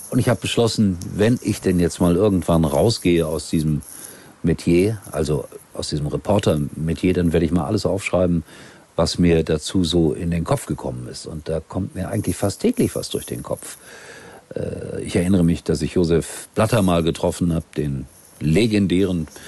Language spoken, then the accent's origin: German; Duisburg, North Rhine-Westphalia, Germany; Ich komme aus Duisburg.